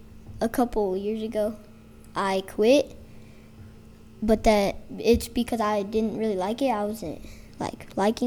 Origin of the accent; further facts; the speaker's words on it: Brigham City, Utah, United States; now in Logan, United States; I come from Brigham, but. I've been living in Logan.